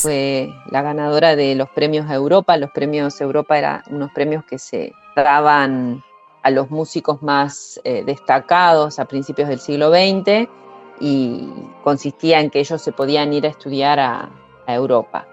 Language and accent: Spanish; Concepción del Uruguay, Entre Ríos, Argentina; Yo soy de Concepción del Uruguay